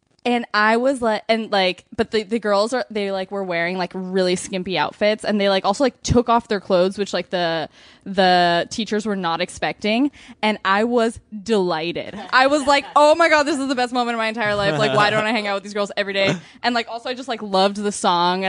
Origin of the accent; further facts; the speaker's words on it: San Diego, California, United States; I'm Argentinian and I'm Argentinian and I grew up in San Diego